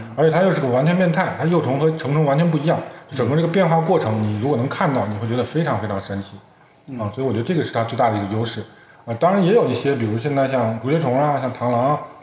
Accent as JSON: {"language": "Chinese", "country": "China", "said": "我中国人"}